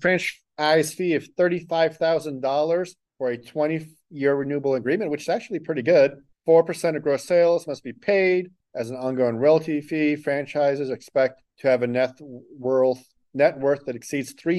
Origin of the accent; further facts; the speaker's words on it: Greeley, Colorado, United States; I grew up in Greeley. I loved growing up there